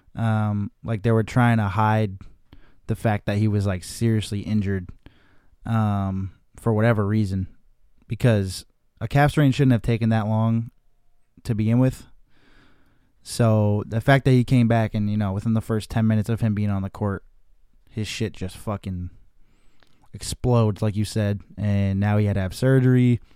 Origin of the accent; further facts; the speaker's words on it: Chicopee, Massachusetts, United States; now in Los Angeles, United States; I'm in Chicopee, Massachusetts, my hometown, in my basement